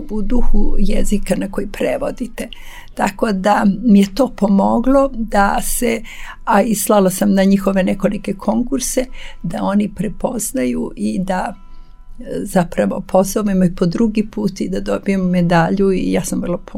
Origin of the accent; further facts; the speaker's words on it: Serbia